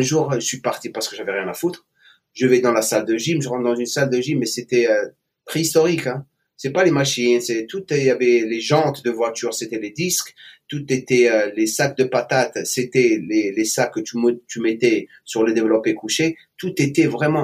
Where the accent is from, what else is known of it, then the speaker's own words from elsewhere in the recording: Algiers, Algeria; moved away as an adult; also born or lived in eastern Algeria / Oran / England / United States; je suis né en Algérie, à l'est de l'Algérie. J'ai grandi jusqu'à l'âge de 7 ans à l'est et après je suis euh, j'ai déménagé vers l'ouest, l'ouest à Oran et après Alger. Euh, à partir de l'âge de 9 ans jusqu'à l'âge de 21 ans où j'ai quitté l'Algérie